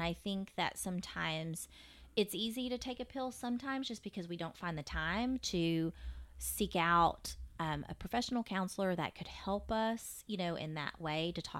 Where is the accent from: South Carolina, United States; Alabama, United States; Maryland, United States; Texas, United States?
Texas, United States; Fort Worth; I'm from Fort Worth.